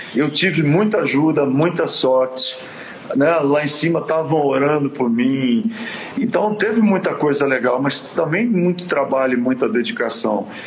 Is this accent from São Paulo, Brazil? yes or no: yes; São Paulo, Brazil; also born or lived in Quintana, São Paulo, Brazil; na realidade eu nasci em Quintana e vim para São Paulo